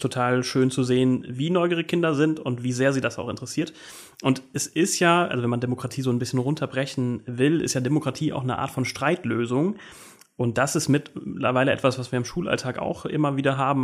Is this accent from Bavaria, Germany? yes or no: no; Koblenz, Rhineland-Palatinate, Germany; now in Rheinhessen, Germany; ich komme aber aus Koblenz